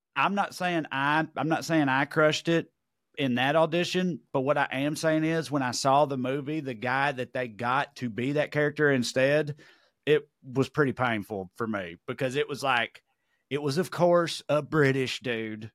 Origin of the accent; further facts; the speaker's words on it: Tennessee, United States; accent: Tennessee; heard my accent, where he from, oh, Tennessee